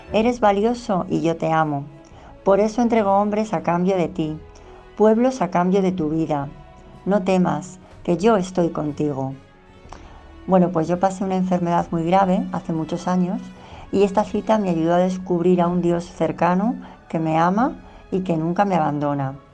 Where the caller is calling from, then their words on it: Madrid, Community of Madrid, Spain; de Madrid.